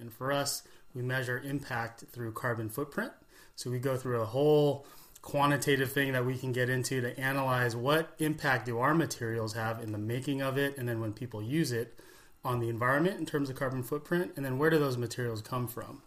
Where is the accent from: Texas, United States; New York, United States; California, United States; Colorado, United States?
California, United States; growing up in California